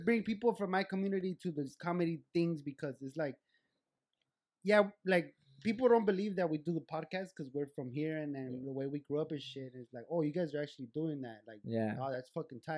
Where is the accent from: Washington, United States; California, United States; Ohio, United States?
California, United States; Lynwood; I'm from Linwood, like around here